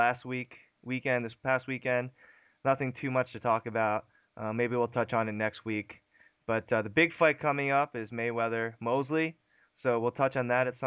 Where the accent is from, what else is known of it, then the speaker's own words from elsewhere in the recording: South Korea; We're both from South Korea